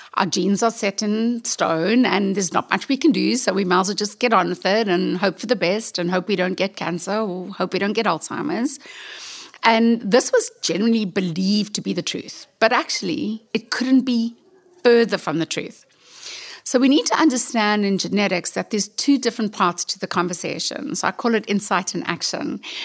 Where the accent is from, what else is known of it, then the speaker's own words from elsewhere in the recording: South Africa; I'm from South Africa